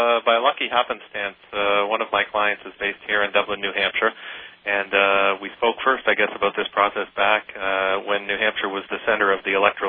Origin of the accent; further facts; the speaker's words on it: Canada; also born or lived in Rochester, New York, United States; growing up in Canada